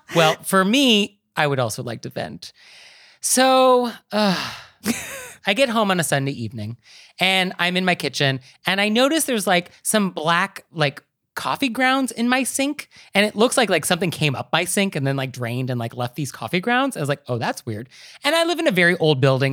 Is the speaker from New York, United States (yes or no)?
no; Marin County, California, United States; I'm from Marin County